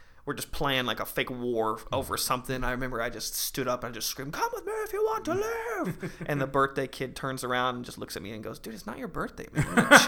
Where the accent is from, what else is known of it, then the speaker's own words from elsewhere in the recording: Orlando, Florida, United States; I kind of pick and choose Orlando, yeah. To be honest. It's kind of where my deepest relationships from childhood per se right. still come from is Orlando.